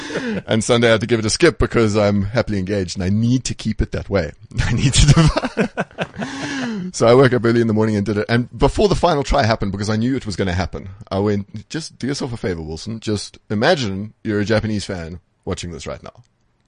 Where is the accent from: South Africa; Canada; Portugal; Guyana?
South Africa